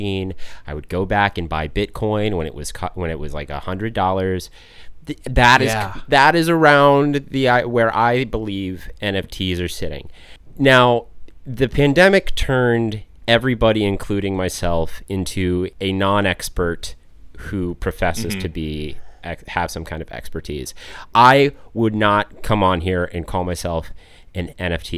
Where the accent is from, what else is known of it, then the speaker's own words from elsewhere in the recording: Colorado, United States; I'm from Colorado.